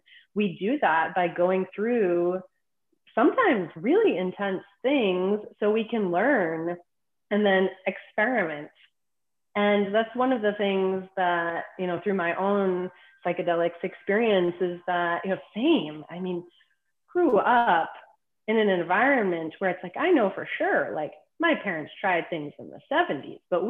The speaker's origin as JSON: {"language": "English", "town": "Boston", "region": "Massachusetts", "country": "United States", "tie": "born or raised there", "said": "I'm originally from Boston"}